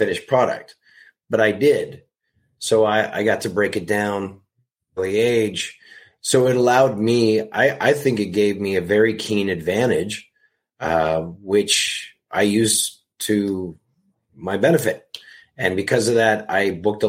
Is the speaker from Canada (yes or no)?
yes; Canada; moved away as an adult; also born or lived in Toronto, Canada; now in Los Angeles, United States; growing up in Canada, working there, and then moving to Los Angeles when I was 25